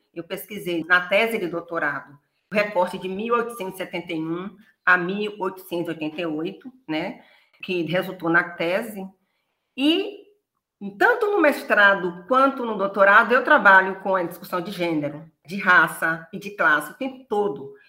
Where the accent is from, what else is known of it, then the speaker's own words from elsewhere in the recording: Feira de Santana, Bahia, Brazil; eu sou natural de Feira de Santana, Bahia, é a cidade onde eu fui criada